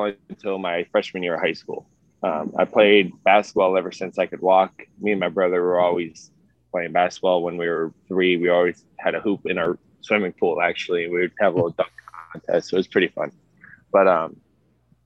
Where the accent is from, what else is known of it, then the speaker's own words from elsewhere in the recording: Sarasota, Florida, United States; moved away as an adult; also born or lived in Miami, Florida; now in Chattanooga, United States; I'm originally from Florida, from Sarasota